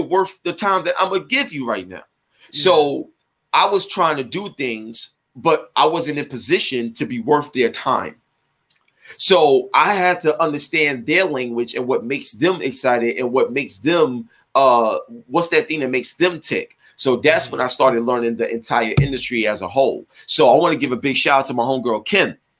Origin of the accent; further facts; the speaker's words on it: New York City, New York, United States; I grew up in East New York, Brooklyn